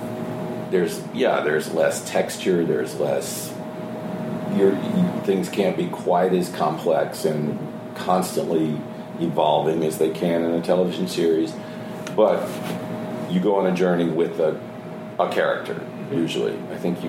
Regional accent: the South, United States; I'm from the South

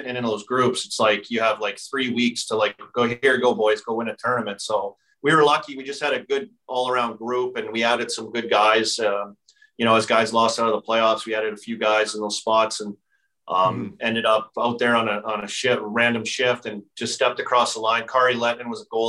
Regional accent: Saskatoon, Saskatchewan, Canada; I'm from Saskatoon

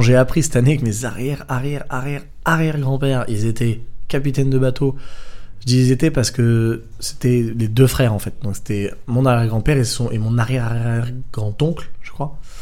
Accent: Draguignan, Provence-Alpes-Côte d'Azur, France; moved away; je viens du sud de la France à la mm. base, de Draguignan

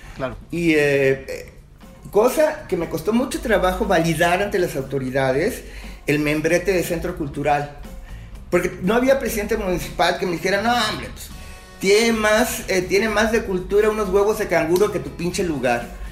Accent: Mexico City, Mexico; moved away as an adult; now in Guadalajara, Mexico; yo soy chilaki, soy chilango. digamos, yo me vengo, llego aquí a Guadalajara en el 80

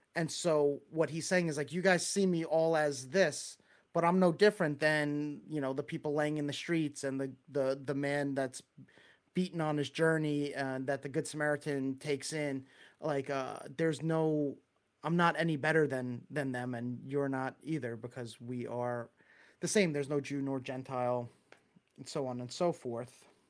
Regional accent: Long Island, New York, United States; accent: Long Island; That's a whole lot of Long Island accent

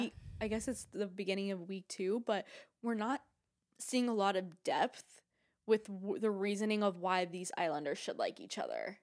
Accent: Boca Raton, Florida, United States; we're just from Boca

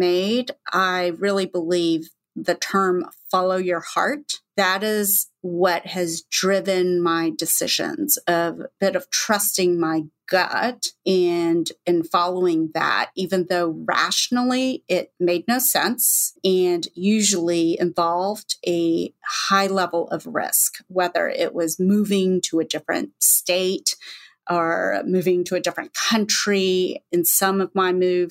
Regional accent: Texas, United States; moved away; also born or lived in Manhattan, New York / China; I'm also from Texas

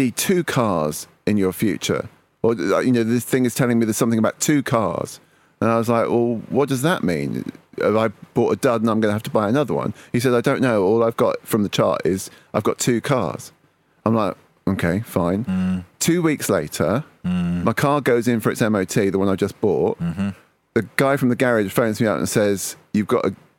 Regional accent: Manchester, North West England, United Kingdom; I was born in Manchester

